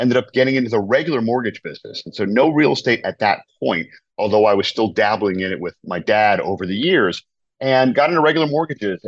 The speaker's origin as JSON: {"language": "English", "town": "Providence", "region": "Rhode Island", "country": "United States", "tie": "born or raised there", "said": "I'm originally from New England, from Providence, Rhode Island."}